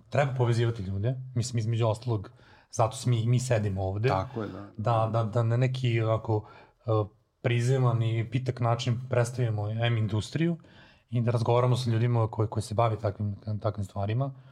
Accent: Serbia; kod nas u Srbiji

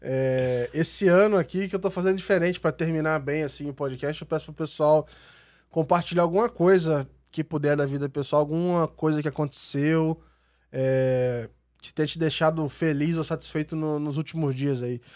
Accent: Volta Redonda, Rio de Janeiro, Brazil; moved away; eu fui lá na minha cidade, em Volta Redonda

